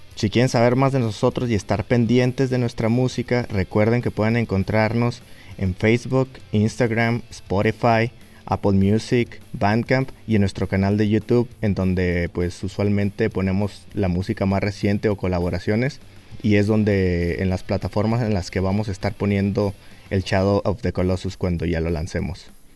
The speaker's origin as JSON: {"language": "Spanish", "region": "Durango", "country": "Mexico", "moved": "as an adult", "lives_now": "Guadalajara, Mexico", "said": "todos somos de Durango"}